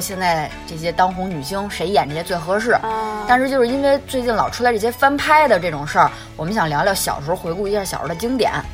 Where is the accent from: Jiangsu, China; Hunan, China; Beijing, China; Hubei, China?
Beijing, China; accent: Beijing accent; 北京，我们的北京腔儿